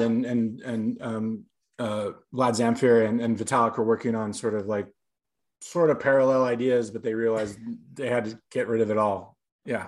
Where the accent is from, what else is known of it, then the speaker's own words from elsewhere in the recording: Los Angeles, California, United States; moved away as an adult; also born or lived in New York City, United States; I moved back to Los Angeles, my hometown